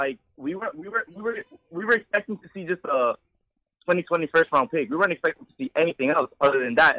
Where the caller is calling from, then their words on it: Bronx, New York, United States; from the Bronx.